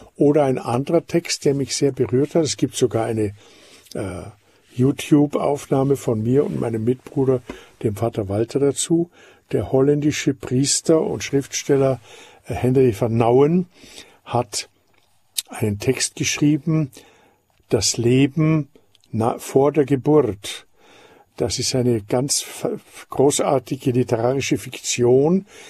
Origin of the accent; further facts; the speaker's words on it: Austria; ich bin Österreicher und in Österreich sind sogar die Führung der Titel vom Staat her nicht erlaubt und ich bin daher ganz aufgewachsen ohne aristokratische Titel